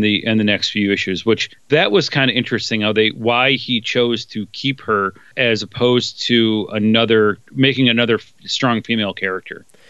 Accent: Detroit, Michigan, United States; grew up in Detroit

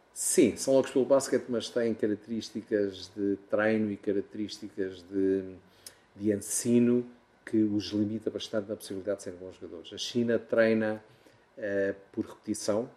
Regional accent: Portugal; moved away; eu sou português, tenho um orgulho enorme em o ser

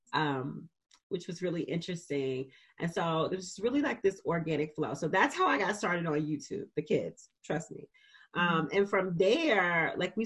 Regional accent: Birmingham, Alabama, United States; in Birmingham, Alabama, which is where I'm from, which is my hometown

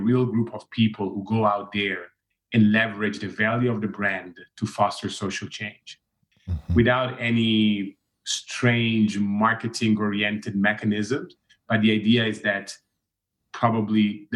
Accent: Milan, Lombardy, Italy; I'm originally from Milan

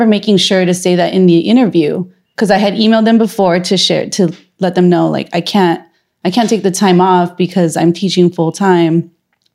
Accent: Los Angeles, California, United States; now in San Francisco, United States; I'm from LA. I go home like at least once a month.

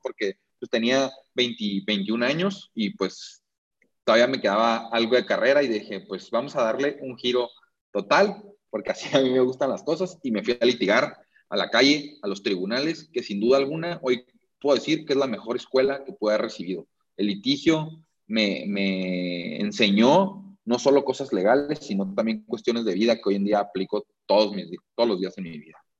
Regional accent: Tijuana, Baja California, Mexico; moved away as an adult; now in Mexico City, Mexico; Estoy aquí en la Ciudad de México, este, pero soy 100% tijuanense.

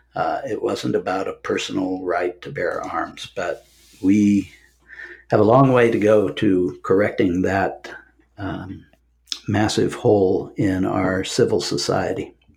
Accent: Omaha, Nebraska, United States; moved away as an adult; also born or lived in London / Atlanta; I grew up in Omaha

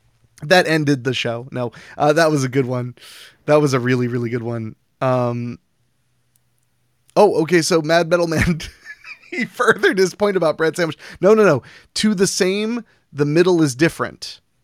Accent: Philadelphia, Pennsylvania, United States; Beings that … and I hail from Philly, do you consider a cheesesteak a sandwich?

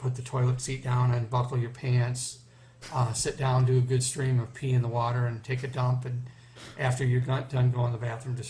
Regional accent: Southgate, Michigan, United States; I'm from Southgate, Michigan. I am a blind person

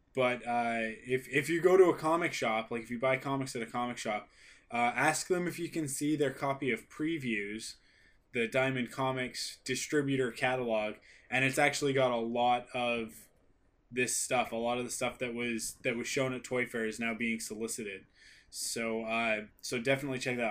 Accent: Canada; I'm a Canadian.

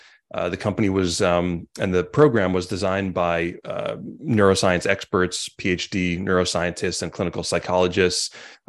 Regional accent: Montauk, New York, United States; I grew up in Montauk and then went to school in Sag Harbor

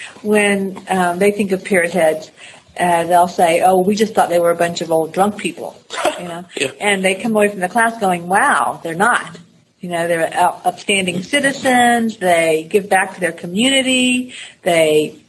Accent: Florida, United States; I'm from Florida, so that's kind of a no-brainer.

